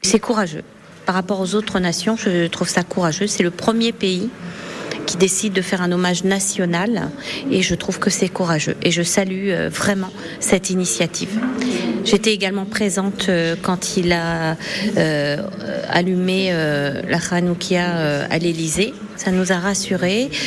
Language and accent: French; France; Nous sommes français citoyens français de confession juive